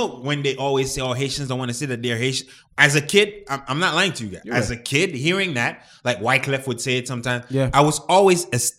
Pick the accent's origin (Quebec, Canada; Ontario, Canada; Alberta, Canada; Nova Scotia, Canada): Quebec, Canada; Montreal; English is a second language; I'm from Montreal.